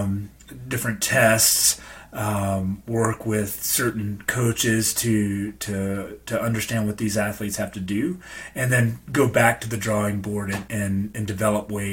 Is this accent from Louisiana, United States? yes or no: yes; Louisiana, United States; moved away as an adult; also born or lived in Tennessee; I grew up in Louisiana.